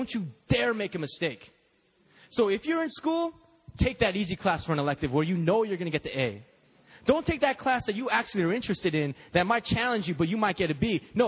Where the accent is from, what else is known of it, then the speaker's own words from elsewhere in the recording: United States; I'm Korean American